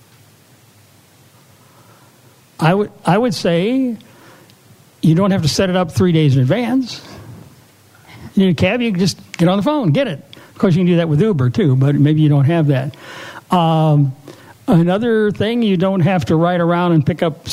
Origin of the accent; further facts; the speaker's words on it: St. Louis, Missouri, United States; I'm from St. Louis